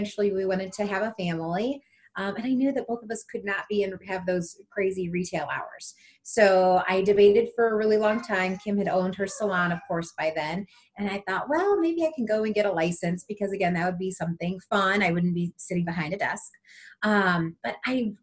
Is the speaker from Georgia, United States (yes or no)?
no; South Bend, Indiana, United States; I as well grew up in South Bend, Indiana, had a really normal, just childhood